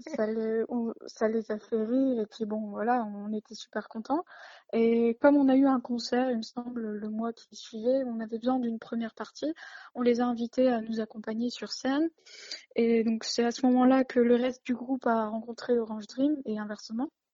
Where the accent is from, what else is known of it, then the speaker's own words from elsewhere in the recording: Lille, Hauts-de-France, France; je suis née à Lille